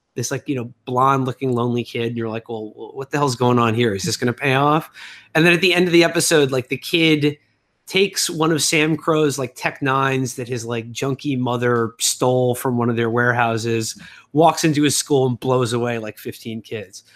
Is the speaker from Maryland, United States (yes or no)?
no; New York, United States; growing up in New York